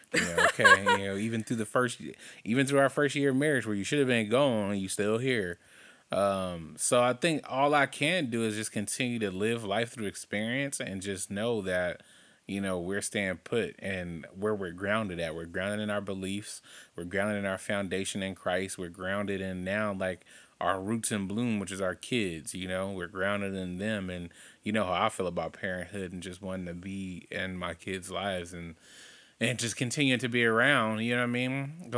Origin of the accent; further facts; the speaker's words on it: Compton, California, United States; growing up in Compton, living in my great-great-grandma's house, off of Rosecrans, that was the place that when I think of home, that was home for me because that's where we lived the longest